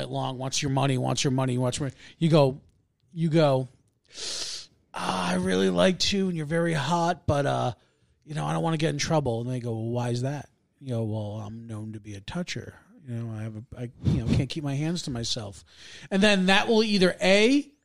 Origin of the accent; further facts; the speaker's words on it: Massachusetts, United States; growing up in Massachusetts